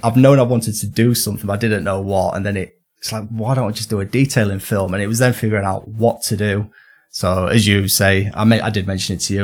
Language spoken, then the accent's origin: English; Northern England, United Kingdom; accent: Northern; my lovely Northern accent